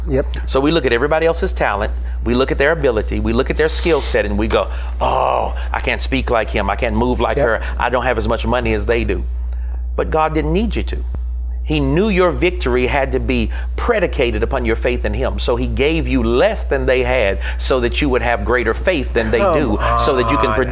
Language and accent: English; the South, United States; Growing up in the South, we had a great saying.